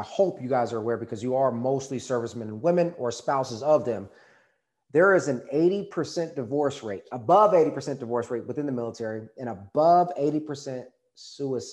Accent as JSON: {"language": "English", "region": "Texas", "country": "United States", "said": "I'm from Texas."}